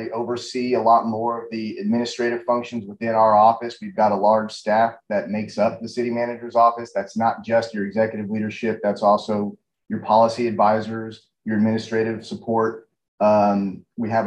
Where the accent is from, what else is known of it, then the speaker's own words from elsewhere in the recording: North Texas, United States; now in Austin, United States; I grew up in North Texas